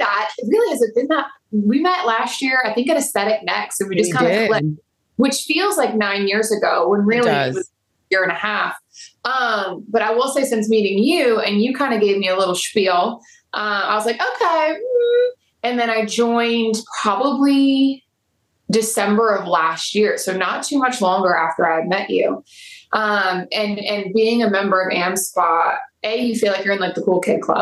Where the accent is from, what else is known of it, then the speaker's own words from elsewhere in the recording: New Orleans, Louisiana, United States; moved away as an adult; also born or lived in Baton Rouge, Louisiana; now in Charlotte, United States; I am born and raised in New Orleans. However, I don't live there anymore